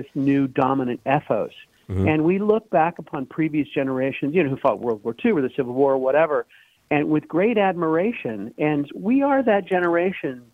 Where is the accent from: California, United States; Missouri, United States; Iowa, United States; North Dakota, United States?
Missouri, United States; St. Charles; moved away as an adult; also born or lived in Columbia, Missouri / Kirksville, Missouri; now in Northern Virginia, United States; KMOX is one of my hometown stations. I grew up in St. Charles